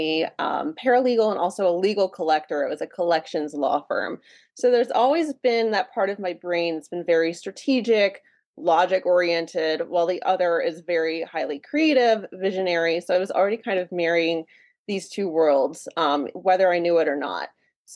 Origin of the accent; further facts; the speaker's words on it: Hagerstown, Maryland, United States; moved away as an adult; also born or lived in Los Angeles, California; I grew up in a little town called Hagerstown, Maryland, which is in Western Maryland.